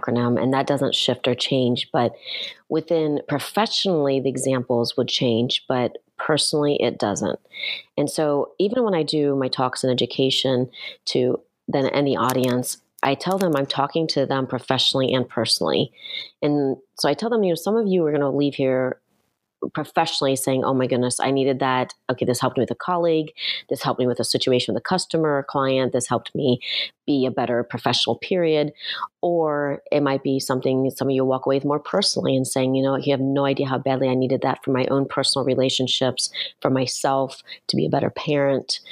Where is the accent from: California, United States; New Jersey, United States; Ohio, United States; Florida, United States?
Ohio, United States; moved away; I grew up in Ohio